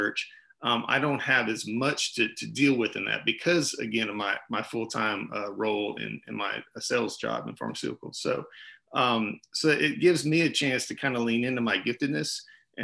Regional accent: Huntsville, Alabama, United States; also born or lived in Indianapolis; I grew up in Huntsville. So I'm a Huntsville native

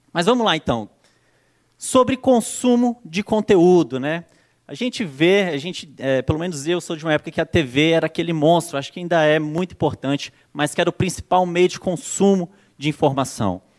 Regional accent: Brasília, Federal District, Brazil; now in São Paulo, Brazil; Sou natural de Brasília, hoje já moro aqui em São Paulo há três anos, se eu não me engano.

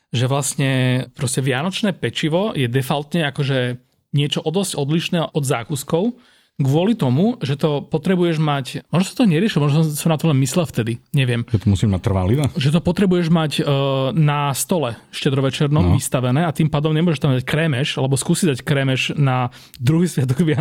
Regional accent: Trnava, Trnava Region, Slovakia; A som inak z Trnavy, joj, dobre.

